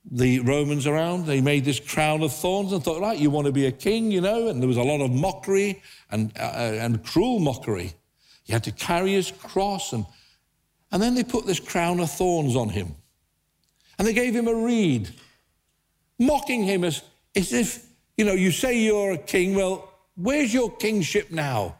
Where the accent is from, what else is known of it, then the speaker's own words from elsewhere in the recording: England, United Kingdom; being British, I thought, oh dear, we, we don't do that in England